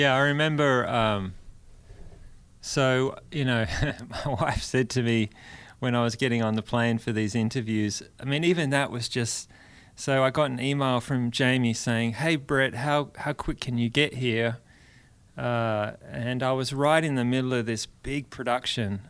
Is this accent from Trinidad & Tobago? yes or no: no; Perth, Western Australia, Australia; moved away as an adult; now in Brentwood, Tennessee, United States; I'm from Western Australia.